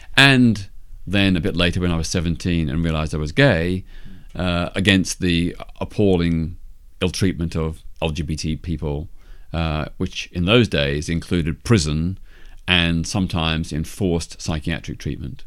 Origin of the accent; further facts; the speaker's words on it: Melbourne, Victoria, Australia; my hometown of Melbourne, Australia